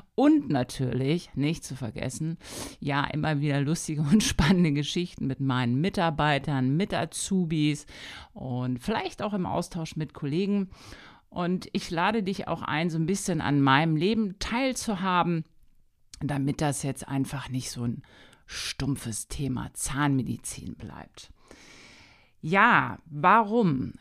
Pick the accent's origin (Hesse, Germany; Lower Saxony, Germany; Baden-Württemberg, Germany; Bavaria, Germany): Lower Saxony, Germany; Hanover; also born or lived in Wolfsburg; Ich komme ursprünglich aus Hannover